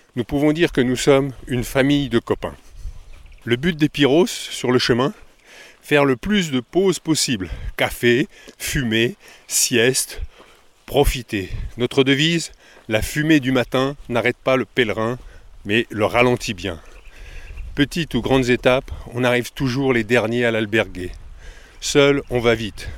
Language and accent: French; France; nous, en France